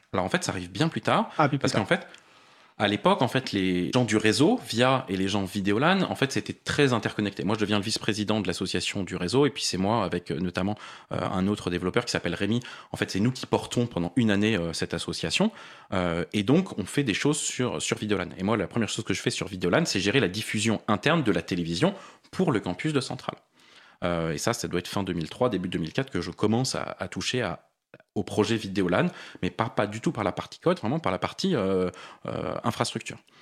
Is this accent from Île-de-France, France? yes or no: yes; Paris, Île-de-France, France